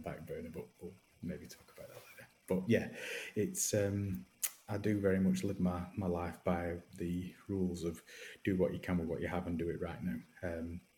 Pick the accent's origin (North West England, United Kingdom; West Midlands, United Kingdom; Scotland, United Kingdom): North West England, United Kingdom; Accrington; Accrington born and raised